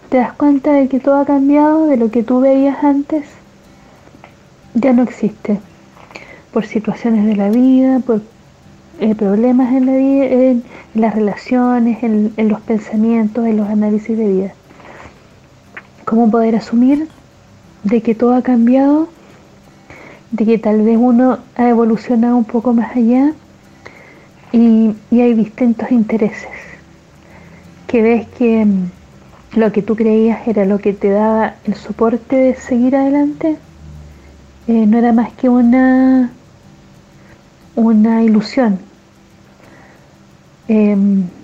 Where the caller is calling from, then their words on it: Santiago, Santiago Metropolitan Region, Chile; Hola Julio … de Santiago de Chile.